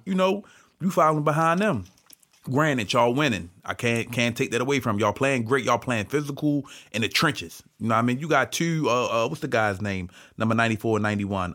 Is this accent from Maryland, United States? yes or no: yes; Baltimore, Maryland, United States; I'm from Baltimore. I'm a Baltimore Ravens fan